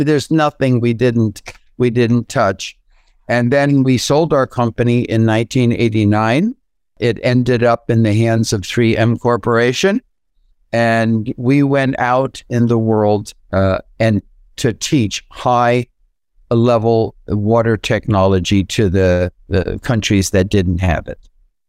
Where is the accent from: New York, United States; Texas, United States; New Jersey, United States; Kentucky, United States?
New York, United States; So now I was literally from New York to California, and that was part of going for the healthier lifestyle